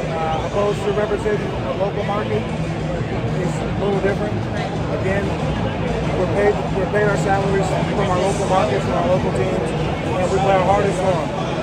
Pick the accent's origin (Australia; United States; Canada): United States; San Diego, California; I was in San Diego. That was at my hometown.